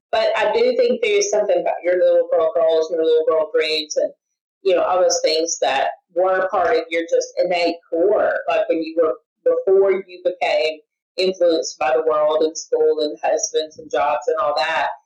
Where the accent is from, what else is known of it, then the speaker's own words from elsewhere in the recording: the South, United States; a girl growing up in the South